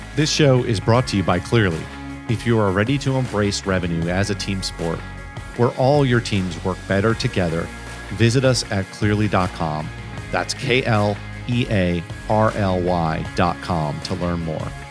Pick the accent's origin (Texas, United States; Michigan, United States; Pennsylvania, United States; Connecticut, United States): Connecticut, United States; moved away as an adult; also born or lived in New York area / Rhode Island; now in Central North Carolina, United States; growing up in Connecticut